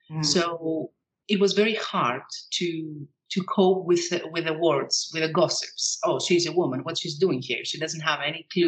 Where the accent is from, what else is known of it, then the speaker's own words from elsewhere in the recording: Greece; moved away as an adult; also born or lived in United Kingdom; So I'm Greek. I was born and raised in Greece. I come from a very small town, which is southwest of Athens